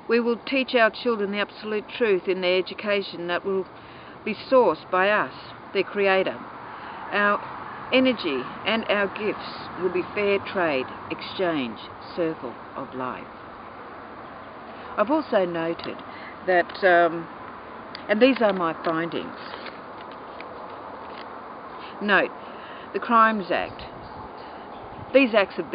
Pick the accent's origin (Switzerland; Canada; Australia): Australia; I'm from Gagamay, Ngangabul, Sovereign Free State